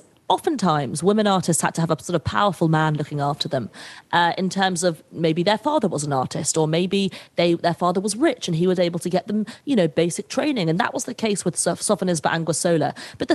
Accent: United Kingdom; I'm British

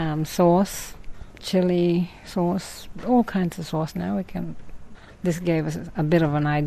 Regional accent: Hopewell, Queensland, Australia; I'm from Hopewell. I'm a Darpa lady, and we've got three others from Hopewell here.

